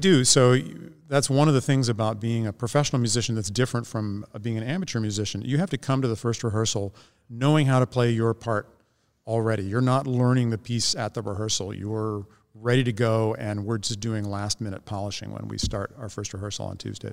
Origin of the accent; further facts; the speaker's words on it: Northeast Ohio, United States; where I grew up in Northeast Ohio, about an hour south of Cleveland